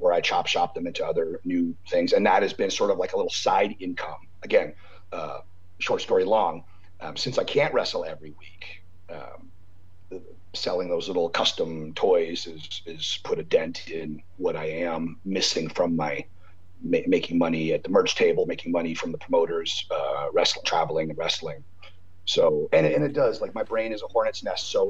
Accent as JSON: {"language": "English", "country": "Canada", "moved": "yes", "lives_now": "United States", "said": "as a Canadian with a proper green card to live in the States, where I love it here"}